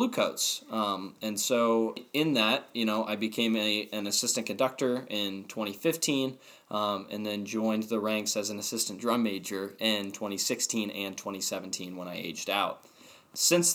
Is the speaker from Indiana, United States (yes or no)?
yes; Plainfield, Indiana, United States; I was raised in Plainfield, Indiana, and went through both middle school and high school in the Plainfield area